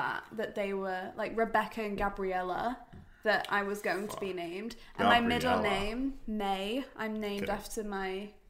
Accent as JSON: {"language": "English", "region": "England", "country": "United Kingdom", "said": "I'm English."}